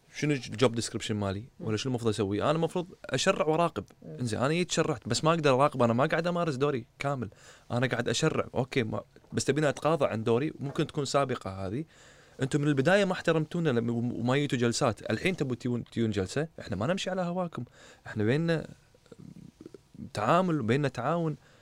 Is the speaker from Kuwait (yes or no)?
yes; Kuwait; انا كشاب كويتي